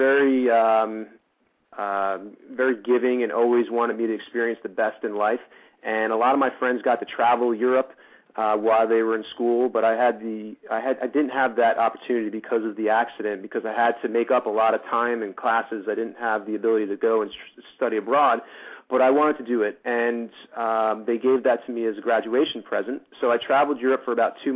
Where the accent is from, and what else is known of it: New Jersey, United States; moved away as an adult; also born or lived in New York; now in Los Angeles, United States